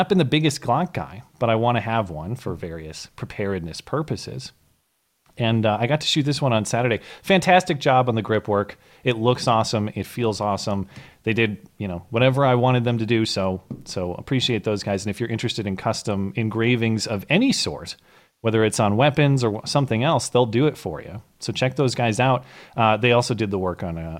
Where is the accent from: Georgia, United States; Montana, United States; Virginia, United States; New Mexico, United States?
Montana, United States; Bozeman; my hometown of Bozeman, Montana